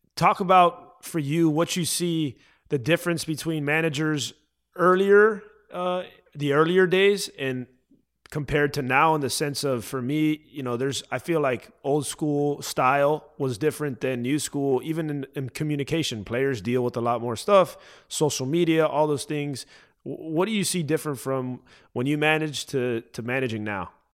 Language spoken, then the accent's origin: English; Miami, Florida, United States; moved away as an adult; also born or lived in Tennessee; I'm from Miami